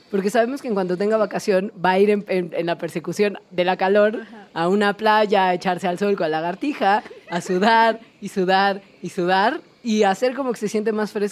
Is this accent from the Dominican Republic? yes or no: no; Valle de Bravo, State of Mexico, Mexico; Yo me muero de calor mucho en mi pueblo.